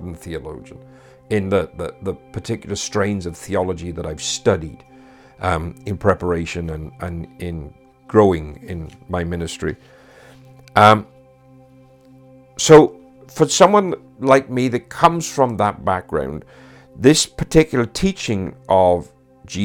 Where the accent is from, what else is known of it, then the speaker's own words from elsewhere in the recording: Wales, United Kingdom; Being a Welshman now